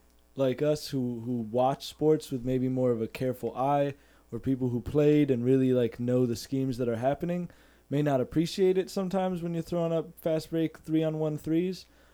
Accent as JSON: {"language": "English", "region": "New England", "country": "United States", "tie": "born or raised there", "said": "growing up in New England"}